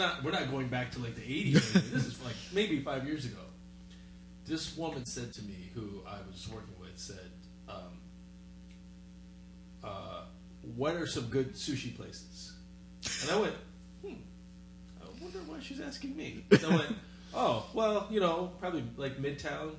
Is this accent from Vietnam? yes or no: yes; Vietnam; moved away; I'm from Vietnam